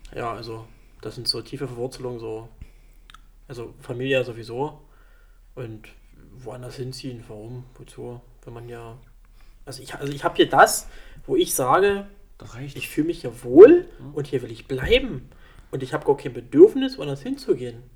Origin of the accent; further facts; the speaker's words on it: Weißwasser, Saxony, Germany; ich bin hier in Weißers aufgewachsen